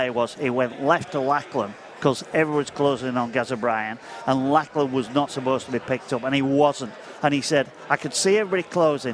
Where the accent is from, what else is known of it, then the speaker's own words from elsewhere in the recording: Leigh, North West England, United Kingdom; it's my hometown club